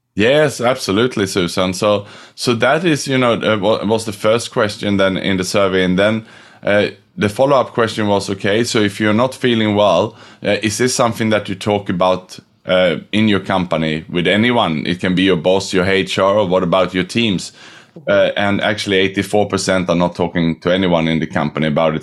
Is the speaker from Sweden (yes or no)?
yes; Sweden; moved away as an adult; also born or lived in Australia / Thailand / Indonesia / Vietnam; now in Singapore; I was born in Sweden, but I left 98 for Australia, which was as far away as I could from home